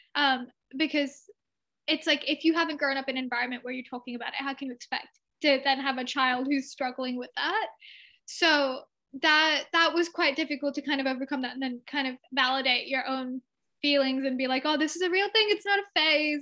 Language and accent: English; Sydney, New South Wales, Australia; also born or lived in India (ancestry); my family is from India, um, and I was born and raised in Australia.